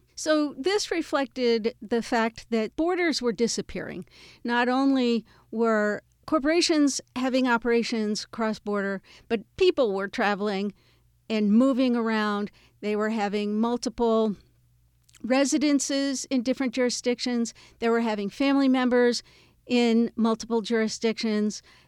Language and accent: English; United States; I'm an American